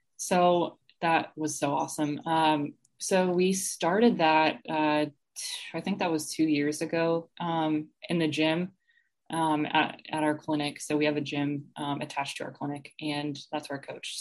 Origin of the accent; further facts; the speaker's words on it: Atlanta, Georgia, United States; moved away as an adult; also born or lived in Tennessee; now in Columbia, United States; I was actually born and raised in Atlanta.